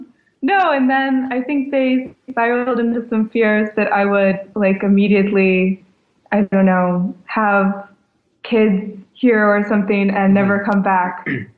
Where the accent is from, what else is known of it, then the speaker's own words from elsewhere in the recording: Carthage, North Carolina, United States; moved away as an adult; also born or lived in Boston; now in Berlin, Germany; I grew up in North Carolina, and then I lived in Boston for a year or two before moving here.